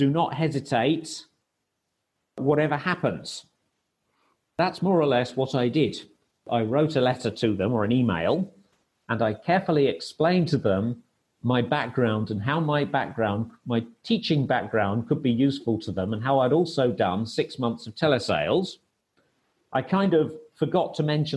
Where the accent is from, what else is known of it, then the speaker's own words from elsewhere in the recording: United Kingdom; moved away as an adult; also born or lived in Kastoria, Greece / Thessaloniki, Greece; I also didn't go back to the UK to see my family